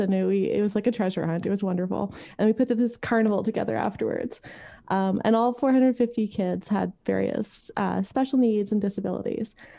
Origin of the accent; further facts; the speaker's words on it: Montreal, Quebec, Canada; moved away as an adult; I grew up in Montreal. I moved here thirteen years ago